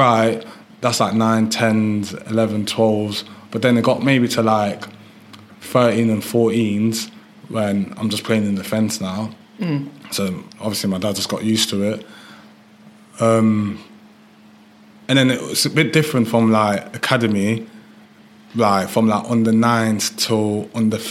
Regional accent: Leicester, East Midlands, United Kingdom; English is a second language; also born or lived in Germany; when I was 8, I moved to England. When I moved to England, I moved to St. Matthews in Leicester

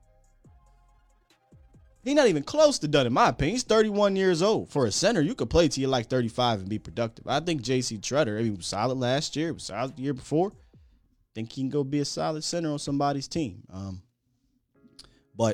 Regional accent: Harrisburg, Pennsylvania, United States; moved away; I'm from Harrisburg.

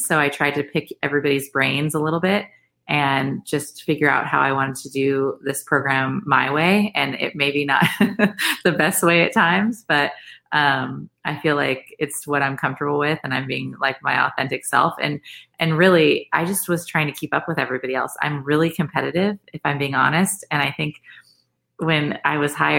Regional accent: West Coast, United States; moved away as an adult; now in Florida, United States; I'm from the West Coast. So when I moved out to Florida State

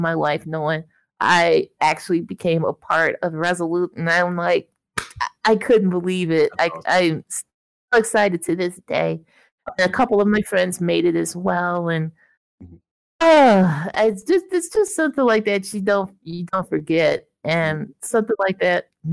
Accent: Illinois, United States; I'm from Illinois, so, you know, summers in the Midwest

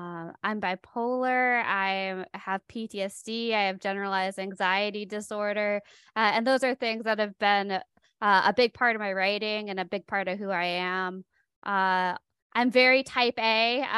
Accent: Michigan, United States; Well, I'm a Michigander, but I've been living in the South for a while, so my accent's kind of all over the place.

